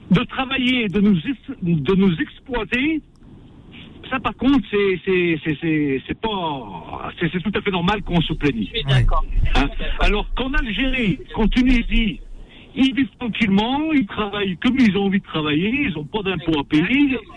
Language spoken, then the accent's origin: French; France; Je suis je suis né en France. J'ai grandi en France.